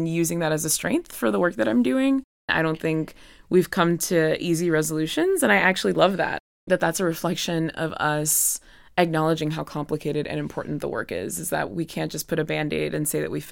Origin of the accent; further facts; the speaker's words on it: the South, United States; moved away; I'm from the South